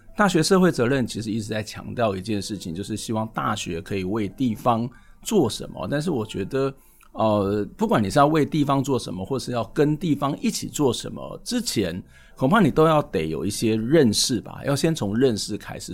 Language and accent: Chinese; Kaohsiung, Taiwan; 我自己小时候在高雄，曾长的过程当中也会去这个高雄的撞球场